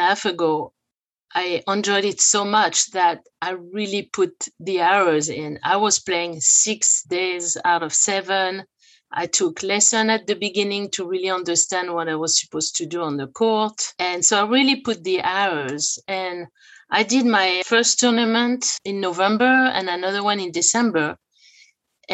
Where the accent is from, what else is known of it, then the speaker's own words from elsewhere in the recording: France; now in Los Angeles, United States; I grew up in France